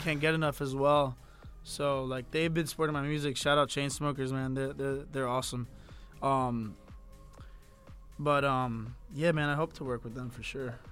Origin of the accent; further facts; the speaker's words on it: Miami, Florida, United States; I'm from Miami. I was born and raised in Miami